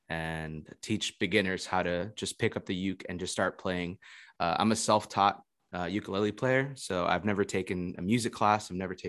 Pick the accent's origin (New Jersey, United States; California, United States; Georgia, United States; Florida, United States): Florida, United States; also born or lived in Indonesia; I'm originally from Florida, but I've been traveling for the past 2 years